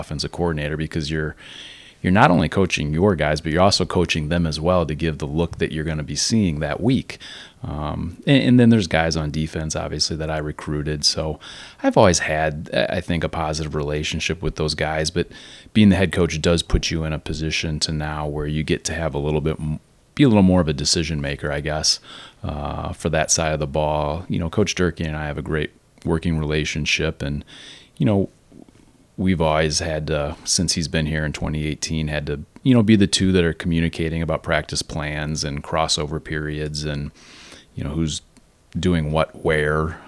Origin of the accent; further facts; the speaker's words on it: Naperville, Illinois, United States; born and raised in Naperville